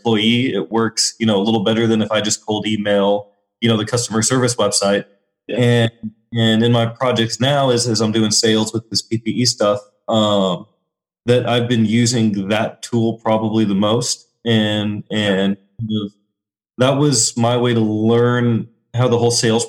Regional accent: Springfield, Missouri, United States; moved away as an adult; also born or lived in New York; now in Des Moines, United States; I grew up in Springfield, Missouri

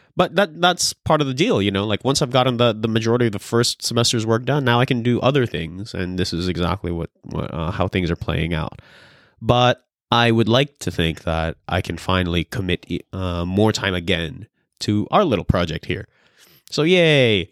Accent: California, United States; moved away; I'm from California

